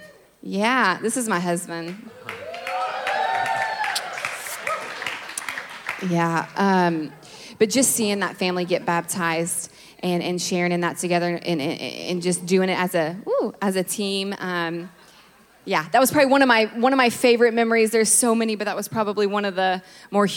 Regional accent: Kentucky, United States; now in Orange County, United States; I'm from Kentucky. I did not grow up around the ocean

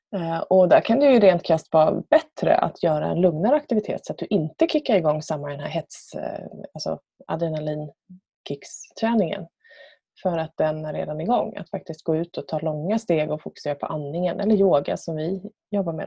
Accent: Björnhuvud, Sweden; ute på landet där jag är uppvuxen. Björnhuvud som det så fint heter.

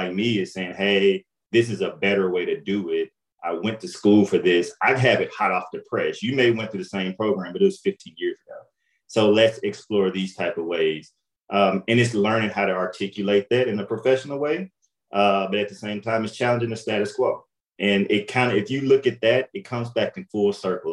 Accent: Jackson, Mississippi, United States; moved away as an adult; now in St. Louis, United States; So I'm from Jackson, Mississippi, you know, a small town

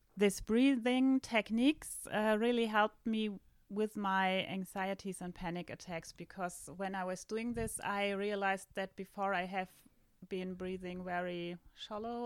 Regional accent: Northern Germany, Germany; English is a second language; moved away as an adult; now in southern Germany; I am from Germany. I just recently moved from the northern part to the south of Germany

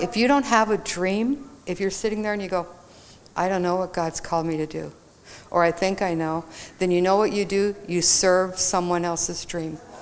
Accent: Texas, United States; I grew up in Texas

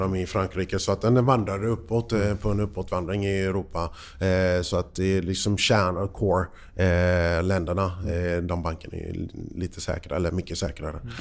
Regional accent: United States; now in Sweden; för mig som, som amerikan

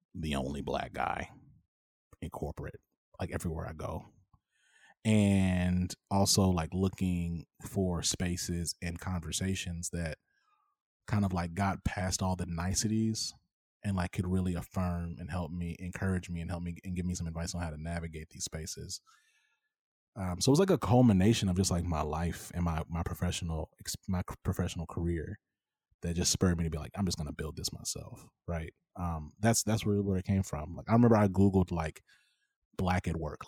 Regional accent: Dallas, Texas, United States; also born or lived in Rome, Georgia / Minnesota; now in Houston, United States; I came to Texas as a kid. I was, like, six. I was born in Rome, Georgia

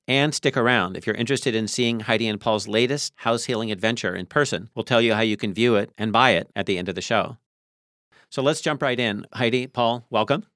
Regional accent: Tacoma, Washington, United States; when I was a kid growing up in Tacoma

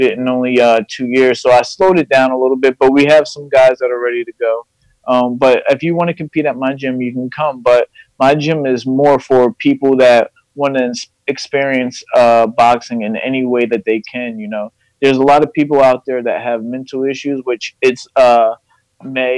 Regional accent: Fairless Hills, Pennsylvania, United States; I'm from Fairless Hills, you know, just like you guys. I went to Pensbury

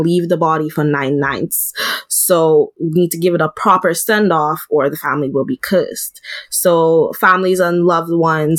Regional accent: Dominica; I'm from the Caribbean and from the Commonwealth of Dominica.

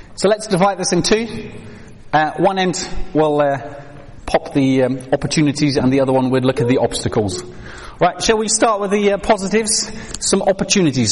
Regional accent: Netherlands; moved away as an adult; now in United Kingdom; I grew up in Holland

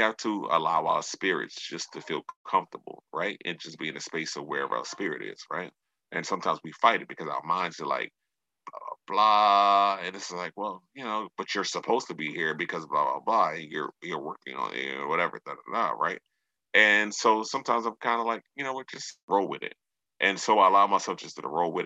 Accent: Maryland, United States; moved away as an adult; also born or lived in New York City, United States; now in Los Angeles, United States; I was born and raised in Maryland, but I grew up in New York

